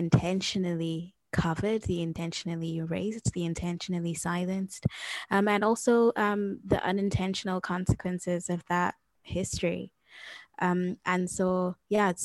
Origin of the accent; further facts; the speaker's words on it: Zimbabwe; I come from the Shana ethnic group from the region known as Zimbabwe